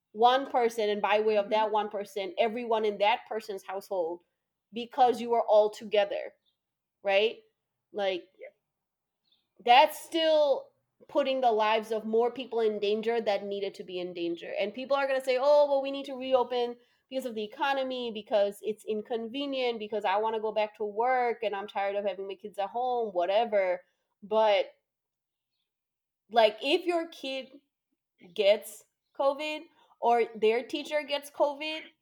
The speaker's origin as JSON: {"language": "English", "region": "Texas", "country": "United States", "tie": "born or raised there", "said": "in Texas, my home state"}